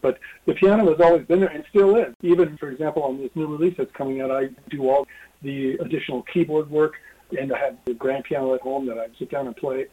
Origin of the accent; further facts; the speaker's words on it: Denver, Colorado, United States; moved away as an adult; now in New York, United States; growing up in Denver